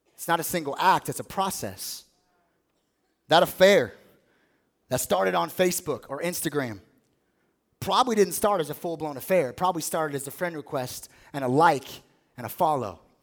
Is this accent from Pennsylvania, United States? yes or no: no; Las Vegas, Nevada, United States; I grew up in Las Vegas.